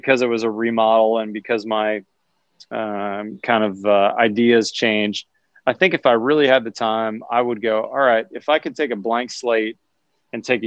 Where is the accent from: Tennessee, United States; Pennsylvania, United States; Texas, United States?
Pennsylvania, United States; Pittsburgh; My dad was in sales in the steel industry in Pittsburgh, PA, my hometown